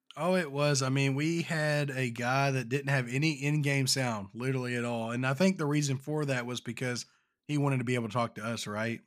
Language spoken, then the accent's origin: English; Kentucky, United States; born or raised there